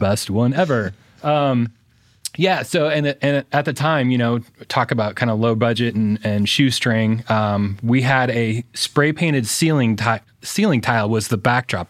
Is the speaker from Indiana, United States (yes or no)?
yes; Fort Wayne, Indiana, United States; born and raised in Fort Wayne, went to Homestead High School